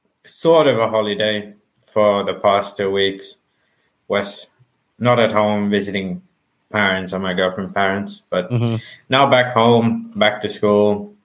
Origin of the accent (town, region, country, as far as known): Finland; English is a second language